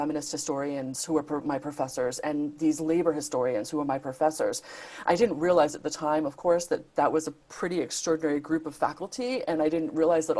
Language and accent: English; Rhode Island, United States; I was working at this nonprofit organization in my home state of Rhode Island, so I'm American.